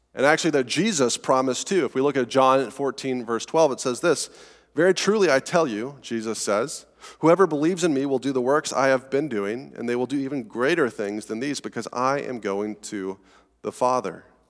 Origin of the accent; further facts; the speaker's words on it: Colorado, United States; accent: Colorado; my weird Colorado accent